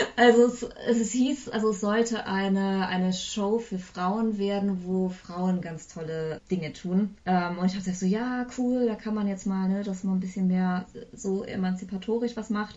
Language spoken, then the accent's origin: German; Eifel, Germany; moved away as an adult; also born or lived in Bonn / Bayreuth / Cologne; now in Hamburg, Germany; Ich komme ursprünglich aus der Eifel